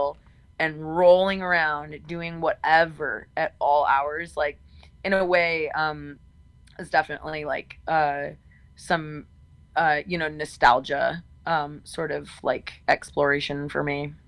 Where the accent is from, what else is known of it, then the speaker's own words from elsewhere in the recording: Texas, United States; I'm from Texas. My family's from Texas.